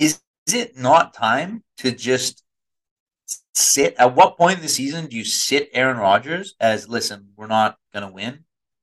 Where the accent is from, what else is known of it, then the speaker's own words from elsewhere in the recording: 2 hours outside of Seattle, British Columbia, Canada; You know, I grew up 2 hours outside of Seattle, which is a very misleading statement because I was in a different country